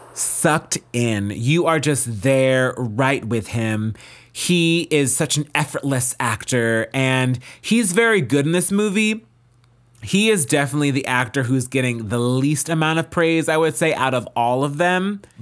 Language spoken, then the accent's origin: English; South Orange, New Jersey, United States; born or raised there